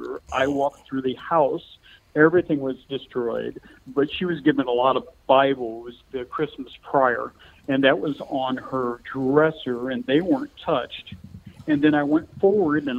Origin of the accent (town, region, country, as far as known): Indiana, United States; born or raised there